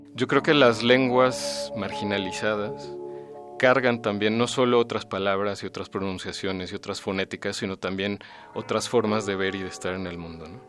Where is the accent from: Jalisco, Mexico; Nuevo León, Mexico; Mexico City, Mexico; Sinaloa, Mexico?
Mexico City, Mexico; ahí en Coyoacán, que fue donde yo nací